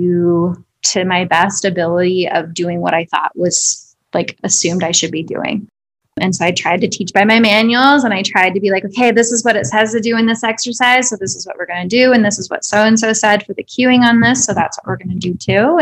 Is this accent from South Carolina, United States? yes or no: no; South Dakota, United States; moved away; also born or lived in Denver; I grew up in South Dakota